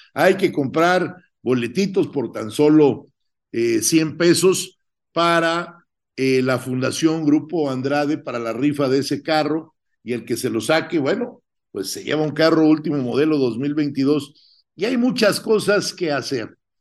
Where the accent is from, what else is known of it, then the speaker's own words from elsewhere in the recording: Mexico; yo me siento muy orgulloso como guadalupano, como mexicano